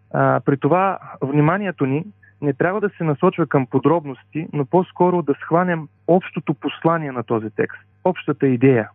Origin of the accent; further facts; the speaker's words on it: Dobrich, Dobrich Province, Bulgaria; now in Sofia, Bulgaria; Родом съм от Добрич, а по-настоящен съм пастор в една от адвентните църкви в София